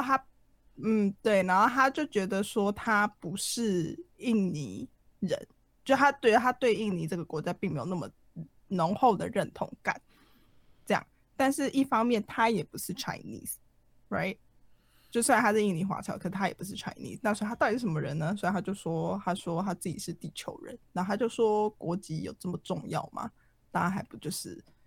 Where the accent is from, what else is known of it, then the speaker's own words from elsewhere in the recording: Taiwan; moved away as an adult; now in Japan; 我骨子里就是土生土长的台湾人，我以台湾为荣的，就是本土意识很浓厚的一个人